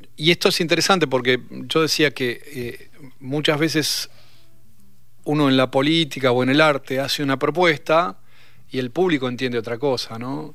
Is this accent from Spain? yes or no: no; Argentina; Estoy bastante cómodo siendo argentino